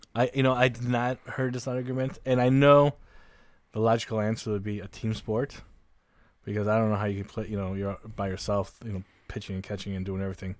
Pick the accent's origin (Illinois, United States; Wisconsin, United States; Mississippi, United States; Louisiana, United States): Illinois, United States; Chicago; we're from Chicago